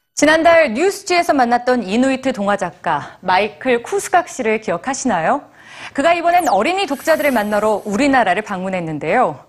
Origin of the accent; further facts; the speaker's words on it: United States; now in South Korea; 우리 가족은 1984년에 한국에서 미국으로 이민을 갔습니다. 그리고 전 미국에서 생활하면서 뿌리와 정체성에 대해 많이 혼란을 느끼는 사춘기를 보냈습니다